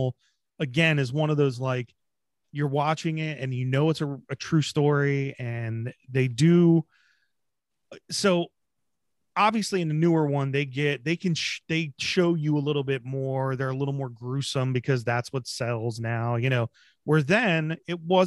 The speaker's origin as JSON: {"language": "English", "region": "Pennsylvania", "country": "United States", "said": "We're from Pennsylvania"}